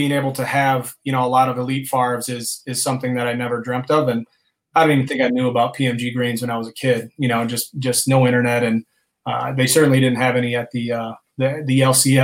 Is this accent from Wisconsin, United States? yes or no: yes; Wisconsin, United States; I'm a kid from Wisconsin